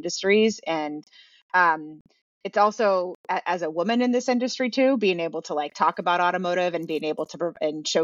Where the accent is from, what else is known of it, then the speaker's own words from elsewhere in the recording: Manhattan Beach, California, United States; I grew up in Manhattan Beach. It's a small town in Los Angeles.